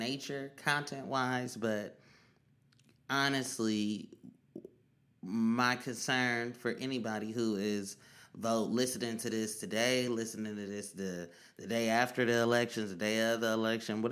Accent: Oakland, California, United States; I'm from East Oakland yet, but that's where I'm from.

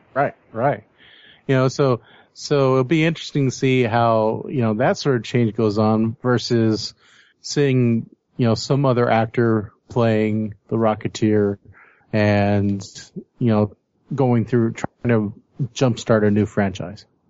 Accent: Fresno, California, United States; we're from Fresno

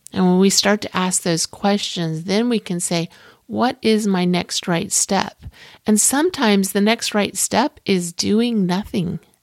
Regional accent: Clearwater, Florida, United States; I grew up in Clearwater, Florida

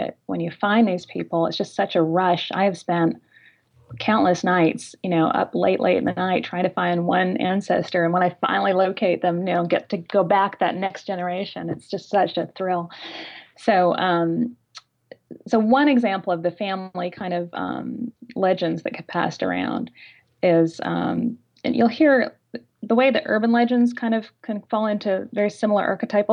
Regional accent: Canada; moved away as an adult; now in United States; I'm an immigrant from Canada, came here almost 20 years ago now

